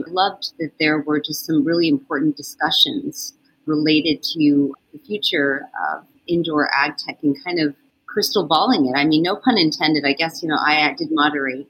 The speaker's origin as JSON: {"language": "English", "area": "Westchester County", "region": "New York", "country": "United States", "tie": "born or raised there", "said": "born, raised in Westchester County"}